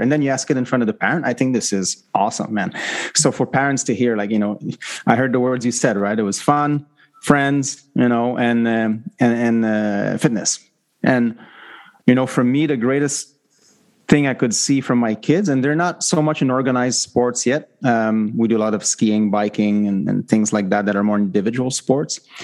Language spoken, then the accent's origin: English; Quebec, Canada; now in Vancouver, Canada; I live in Vancouver and I'm from Quebec